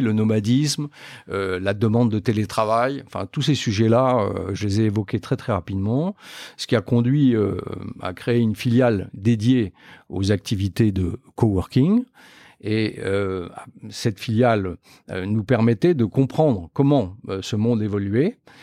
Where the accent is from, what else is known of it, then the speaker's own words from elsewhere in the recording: Metz, Grand Est, France; moved away as an adult; also born or lived in Nancy / Clermont-Ferrand; je suis originaire de Metz, en Moselle